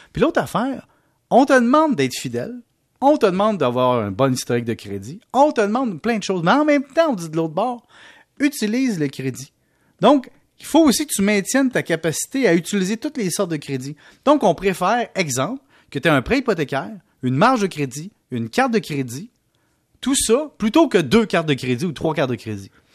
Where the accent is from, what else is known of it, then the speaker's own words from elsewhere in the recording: Canada; nous, au Canada